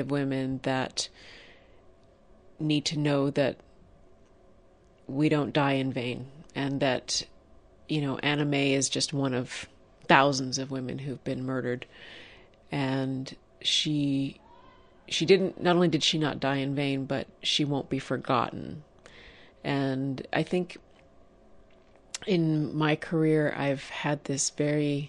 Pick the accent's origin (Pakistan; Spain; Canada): Canada; Toronto, Ontario; I am Wampanoag Nation, and my people are from Massachusetts and Rhode Island. I grew up in Toronto, Ontario, Canada.